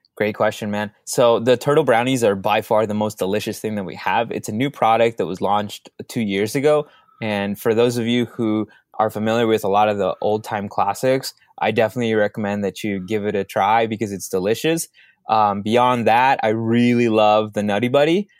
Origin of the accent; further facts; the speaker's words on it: Minneapolis, Minnesota, United States; also born or lived in Dallas, Texas / Mexico; I grew up in Minneapolis, so I don't have the heavy Minnesota, uh, a, personality that some of my friends have